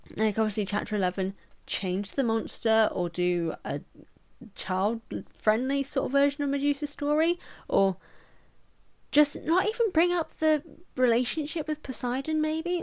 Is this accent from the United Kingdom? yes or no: yes; England, United Kingdom; I'm English